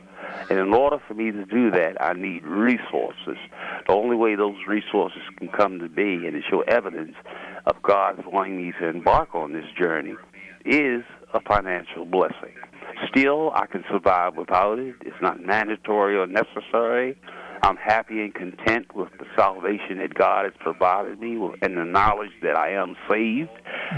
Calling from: Baltimore, Maryland, United States; I'm calling from Baltimore, Maryland.

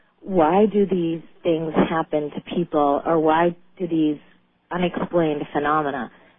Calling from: Boston, Massachusetts, United States; I'm calling from Boston.

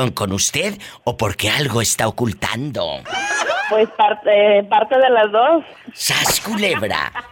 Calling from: Veracruz, Mexico; Soy …. Eh, ay, …. Veracruz, México.

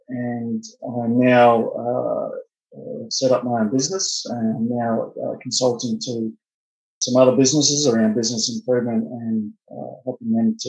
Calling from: Perth, Western Australia, Australia; So joining from Perth, Western Australia. So I believe that's about 14 hours ahead of you guys.

